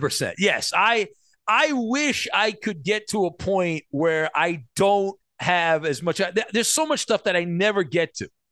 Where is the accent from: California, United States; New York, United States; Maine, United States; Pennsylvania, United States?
California, United States; Irvine; I was delivering the Irvine World News, a defunct newspaper, when I was growing up in Irvine